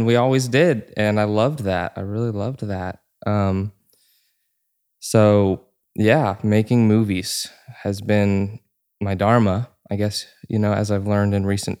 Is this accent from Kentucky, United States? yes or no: no; Georgia, United States; born or raised there